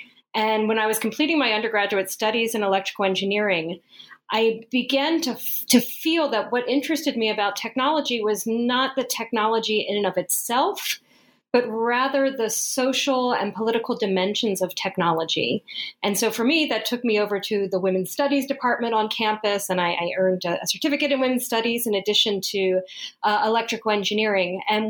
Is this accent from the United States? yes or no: no; Colombia; born there; Another part of the story is that I was born in South America. I was born in Colombia.